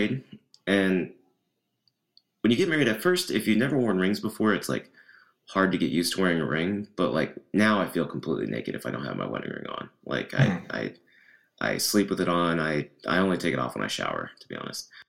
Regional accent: Tennessee, United States; I was raised in Tennessee around very Southern culture

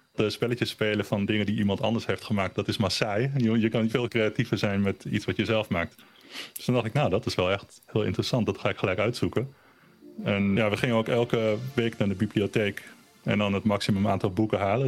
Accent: Almere, Flevoland, Netherlands; born or raised there; first language German; Dutch is a second language; also born or lived in Berlin, Germany

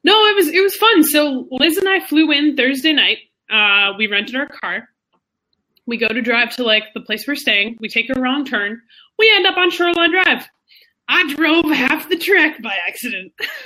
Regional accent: Monaco; So, well, it's because I'm from Monaco

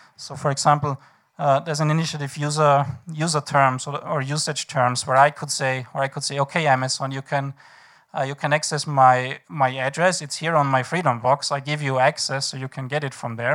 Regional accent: Vienna, Austria; I am from Vienna.

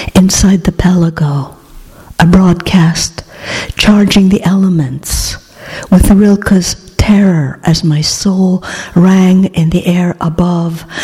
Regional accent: Greece; English is a second language; moved away as an adult; also born or lived in Oregon, United States / Pennsylvania, United States; now in United States; I grew up in Greece in the 50s, which were not like the 50s here.

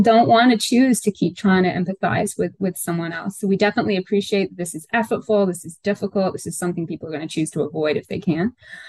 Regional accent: Northern England, United Kingdom; now in United States; So my hometown is a little town in northern England. It's about 25 miles out from Manchester.

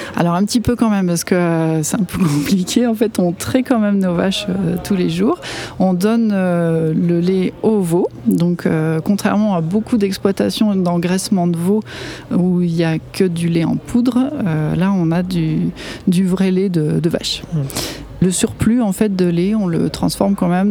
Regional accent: Chamonix, Auvergne-Rhône-Alpes, France; je suis originaire de la vallée de Chamonix

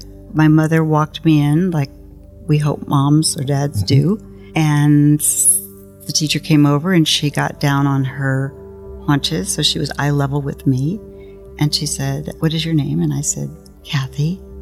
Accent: Ferguson, Missouri, United States; So I grew up in Ferguson, Missouri, North County, St. Louis, and went to University of Missouri, Columbia.

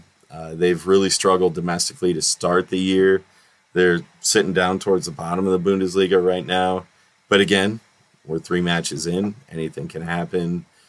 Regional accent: Detroit, Michigan, United States; from Detroit.

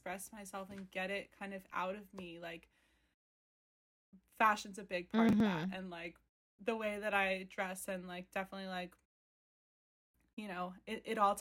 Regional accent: Philadelphia, Pennsylvania, United States; moved away as an adult; now in New York, United States; I was born and raised in Philadelphia.

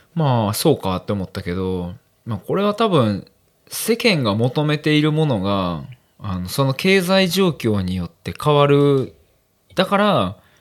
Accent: Amagasaki, Hyogo, Japan; まあ、尼崎出身なんで

